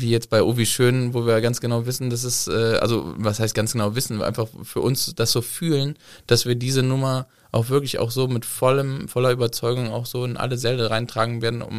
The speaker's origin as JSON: {"language": "German", "town": "Cologne", "region": "North Rhine-Westphalia", "country": "Germany", "said": "ich bin eine Kölsche, wir machen Kölsche Musik, wir machen auch Dialekt."}